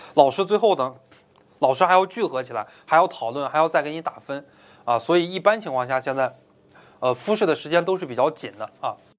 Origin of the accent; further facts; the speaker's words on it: Beijing, China; moved away; also born or lived in Changsha, Hunan; 说家是北京的